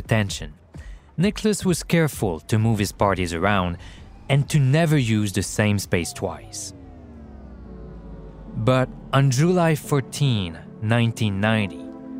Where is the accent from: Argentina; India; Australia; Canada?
Canada; Quebec; growing up in Quebec before the internet